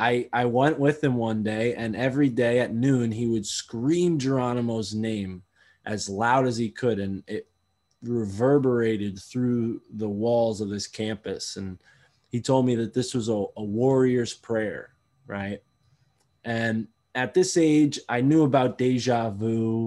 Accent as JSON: {"language": "English", "region": "Connecticut", "country": "United States", "tie": "born or raised there", "said": "I'm from Connecticut. I grew up there, spent my whole life there."}